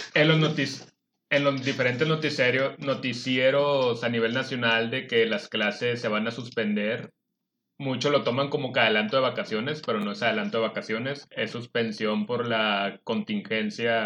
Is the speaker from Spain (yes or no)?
no; Mexico; todos los mexicanos